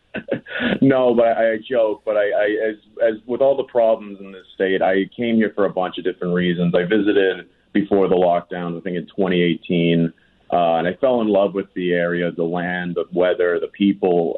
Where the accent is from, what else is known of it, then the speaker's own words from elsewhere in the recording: North Shore, north of Boston, Massachusetts, United States; moved away as an adult; also born or lived in Manila, Philippines; now in Los Angeles, United States; I grew up outside of Boston, Massachusetts